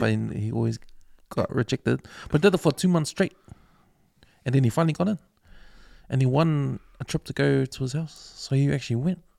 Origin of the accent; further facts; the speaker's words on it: New Zealand; we grew up here in New Zealand, like our accent